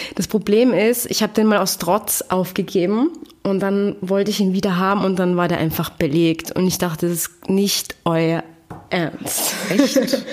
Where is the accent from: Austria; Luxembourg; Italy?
Austria; Graz, Styria; moved away as an adult; also born or lived in Vienna, Austria; now in Berlin, Germany; ich bin geboren in Graz und ah, dann bin ich nach Wien gezogen